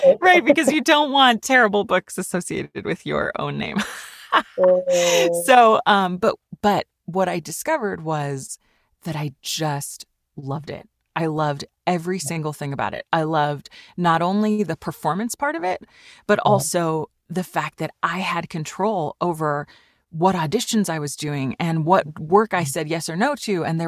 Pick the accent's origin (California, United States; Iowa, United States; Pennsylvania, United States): California, United States; also born or lived in Switzerland / Germany; I grew up in Switzerland for a little while because he was singing there, and in Germany. And then we moved to California when I was a kid.